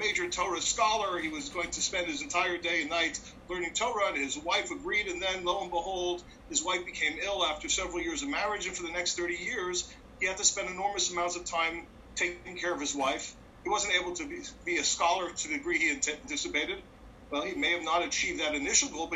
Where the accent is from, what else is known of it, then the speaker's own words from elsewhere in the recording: Montreal, Quebec, Canada; I grew up in Montreal